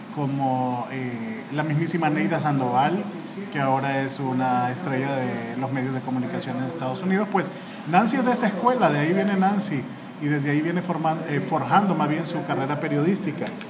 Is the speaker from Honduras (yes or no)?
yes; Honduras; soy periodista y soy abogado de Honduras